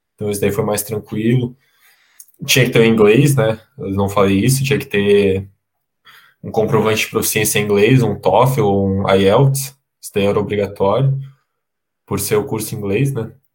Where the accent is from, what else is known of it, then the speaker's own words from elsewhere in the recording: Santa Catarina, Brazil; also born or lived in Lisbon, Portugal; estou aqui em Santa Catarina, de, de onde eu sou